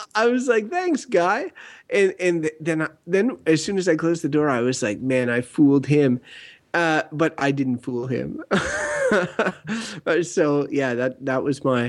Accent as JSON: {"language": "English", "town": "Wakefield", "region": "Quebec", "country": "Canada", "tie": "born or raised there", "said": "I grew up in Wakefield, small village"}